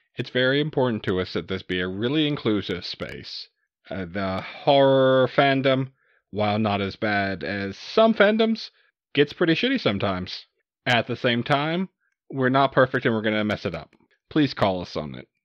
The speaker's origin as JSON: {"language": "English", "region": "Southeast Texas", "country": "United States", "tie": "born or raised there", "said": "I grew up in Southeast Texas"}